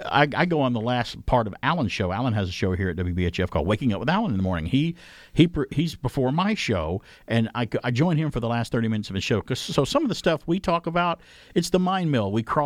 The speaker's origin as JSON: {"language": "English", "region": "Georgia", "country": "United States", "tie": "born or raised there", "said": "So there's a couple of times growing up in Georgia where the humidity is, you know, 210% and it's hot."}